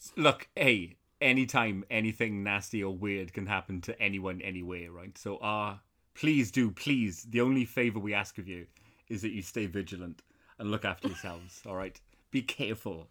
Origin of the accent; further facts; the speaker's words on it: South Wales, United Kingdom; where I grew up in South Wales, we had, like, fields behind the house where people would keep horses